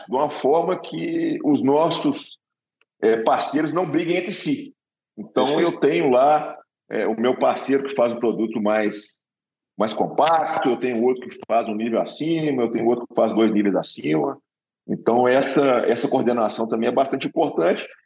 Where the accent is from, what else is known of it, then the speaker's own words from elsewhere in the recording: Minas Gerais, Brazil; moved away; eu sou de Minas Gerais, então se conhece mineiro é sempre desconfiado